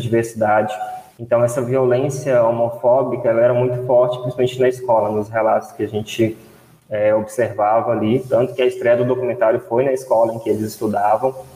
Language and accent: Portuguese; Brazil; nós ainda, enquanto brasileiros